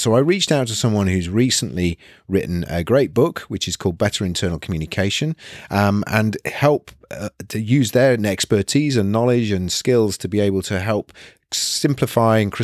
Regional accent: Nottingham, East Midlands, United Kingdom; moved away as an adult; now in North East England, United Kingdom; I was born and bred in Nottingham and then came to university in the Northeast.

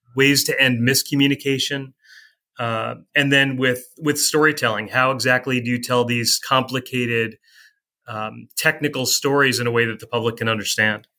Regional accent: East Coast, United States; now in Columbia, Missouri, United States; growing up on the East Coast

